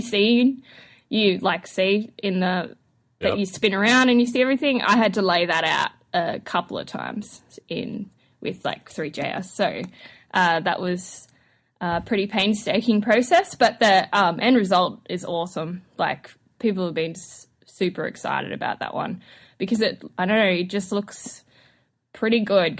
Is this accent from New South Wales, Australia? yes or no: no; Queensland, Australia; accent: Australian; moved away as an adult; now in Los Angeles, United States; Born and raised in Australia, North Queensland. Which means my Australian accent is particularly Australian. But I've been in LA now for almost a year.